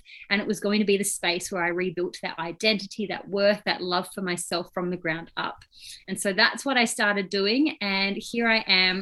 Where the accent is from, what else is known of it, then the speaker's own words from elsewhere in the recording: Australia; now in New Zealand; I live in New Zealand, but I was born and bred in Australia.